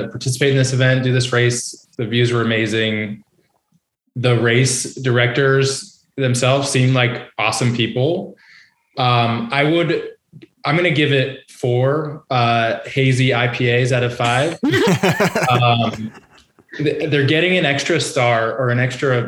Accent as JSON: {"language": "English", "region": "New Hampshire", "country": "United States", "said": "I'm from New Hampshire"}